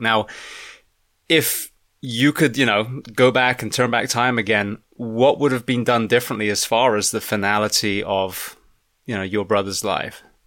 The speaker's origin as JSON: {"language": "English", "region": "England", "country": "United Kingdom", "moved": "yes", "lives_now": "United States", "said": "back at my home country"}